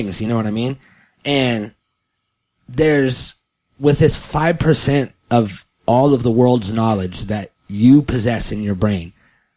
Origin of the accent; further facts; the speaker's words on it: California, United States; I was born in California, in the United States of America, in California